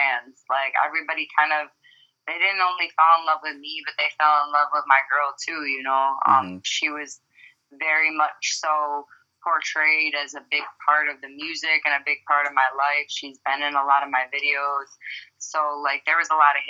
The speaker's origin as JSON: {"language": "English", "town": "Detroit", "region": "Michigan", "country": "United States", "also_born_or_lived": "Broward County, Florida", "moved": "as an adult", "lives_now": "Florida, United States", "said": "I moved down here about 6 years ago. I'm from Detroit, Michigan, originally."}